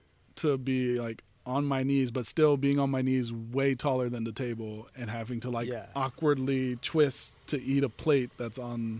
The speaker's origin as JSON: {"language": "English", "region": "Texas", "country": "United States", "moved": "yes", "lives_now": "Los Angeles, United States", "said": "I'm from Texas."}